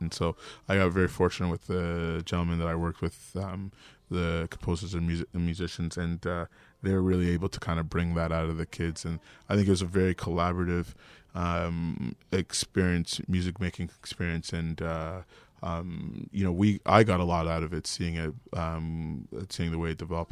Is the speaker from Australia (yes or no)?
no; Toronto, Ontario, Canada; Toronto's such a big city, but for me, growing up in Regent Park